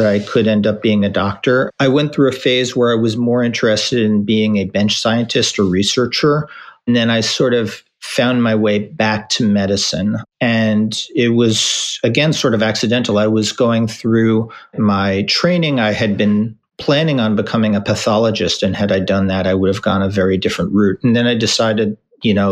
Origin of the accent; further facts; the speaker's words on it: White Plains, New York, United States; also born or lived in St. Louis; I grew up in the New York area in White Plains, which is about 20 minutes north of New York.